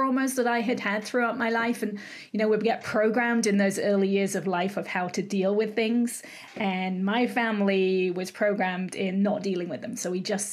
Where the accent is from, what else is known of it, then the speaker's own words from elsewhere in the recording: England, United Kingdom; moved away as an adult; now in California, United States; I'm from England originally. I live in California and have done for 30 odd years.